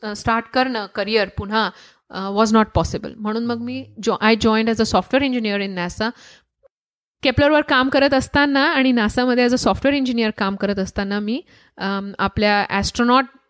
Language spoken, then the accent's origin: Marathi; Jalgaon, Maharashtra, India; moved away; also born or lived in Dhule; माझा जन्म धुळ्यात झाला वडील जळगावात सेटल्ड होते तर जळगावात मी मोठे झाले